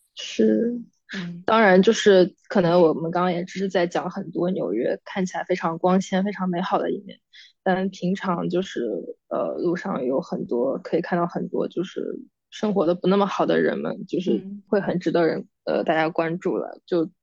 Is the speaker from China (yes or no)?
yes; Jiangnan, China; moved away as an adult; now in New York, United States; 我是江南人士，我们那边就是很潮湿，然后很阴冷，冬天